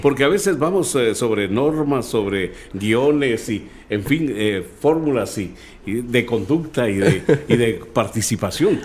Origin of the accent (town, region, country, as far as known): Guatemala City, Guatemala Department, Guatemala; born or raised there; also born or lived in Jutiapa, Guatemala / Chiquimula, Guatemala